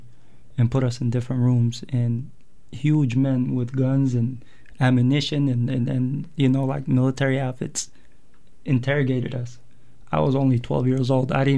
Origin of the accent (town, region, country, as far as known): Yemen; born or raised there; moved away as an adult; also born or lived in Eritrea; now in United States